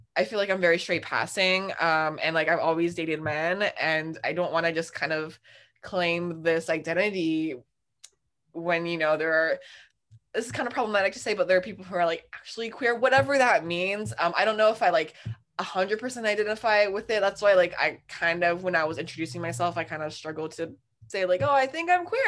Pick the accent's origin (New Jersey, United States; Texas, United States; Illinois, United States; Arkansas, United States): New Jersey, United States; moved away as an adult; now in Brooklyn, New York, United States; I'm originally from New Jersey